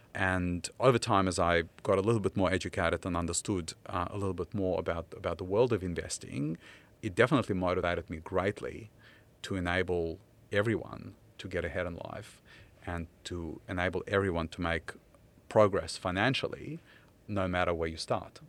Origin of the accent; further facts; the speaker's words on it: Ukraine; English is a second language; now in Australia; back in my childhood, uh, in, uh, Soviet Ukraine